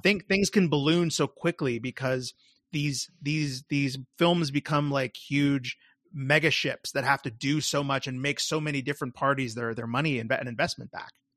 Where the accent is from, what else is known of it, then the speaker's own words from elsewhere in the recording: United States; being an American